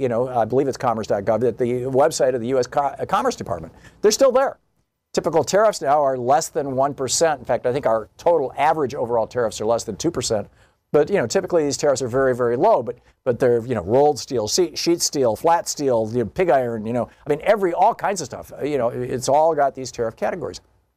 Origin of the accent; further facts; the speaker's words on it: Michigan, United States; moved away; also born or lived in Lansing / Detroit; I remember in the 70s, I was living in Michigan. Louise and I lived in Michigan. We grew up in Michigan.